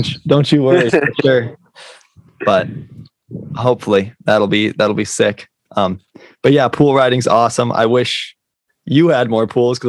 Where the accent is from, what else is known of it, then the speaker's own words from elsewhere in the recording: South Dakota, United States; I'm from South Dakota, which is where like Mount Rushmore is. And it's kind of in like the middle of nowhere. And I'm like a 6 or 7 hour drive from any big skate parks.